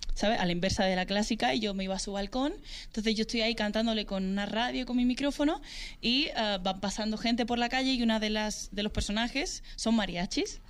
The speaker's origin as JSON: {"language": "Spanish", "country": "Spain", "said": "mi país"}